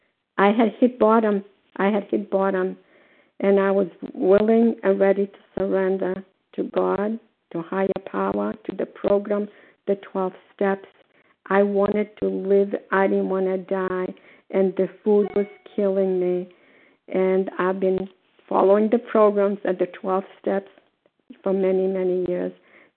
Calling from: Port Charlotte, Florida, United States; grateful, recovered, compulsive overeater, and I'm calling from Port Charles, Florida.

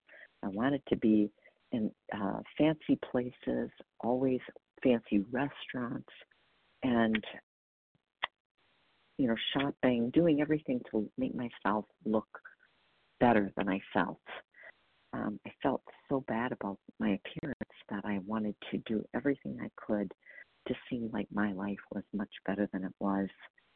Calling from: Wisconsin, United States; I'm calling from Wisconsin

